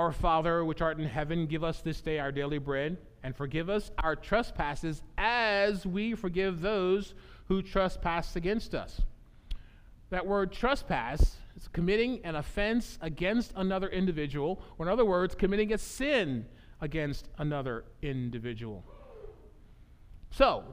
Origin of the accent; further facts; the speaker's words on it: United States; the house that I grew up